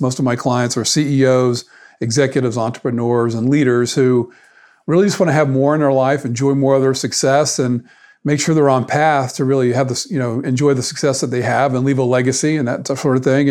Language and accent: English; South Florida, United States; moved away as an adult; also born or lived in Atlanta, Georgia; I grew up in South Florida